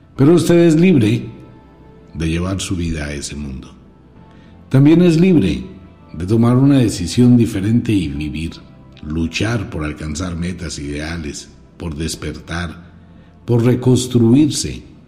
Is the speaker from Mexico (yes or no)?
no; Colombia; solamente hablo como colombiano